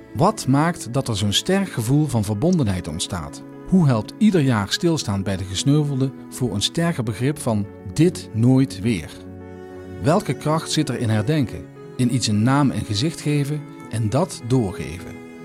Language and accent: Dutch; Limburg, Netherlands; Ik ben Limburger. Ik ben Nederlander.